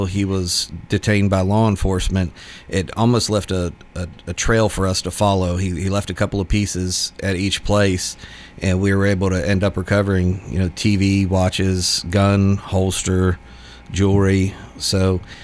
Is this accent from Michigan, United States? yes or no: no; Nashville, Tennessee, United States; also born or lived in Pittsburgh, Pennsylvania; I grew up in Nashville